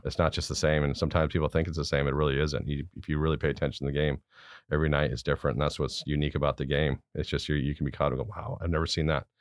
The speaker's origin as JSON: {"language": "English", "town": "Garden Grove", "region": "California", "country": "United States", "tie": "born or raised there", "also_born_or_lived": "Stuttgart, Germany", "said": "I was born in Stuttgart, Germany. My dad's stationed there in the Army. I was away there for a couple of years. But we came back and I grew up in Garden Grove, California."}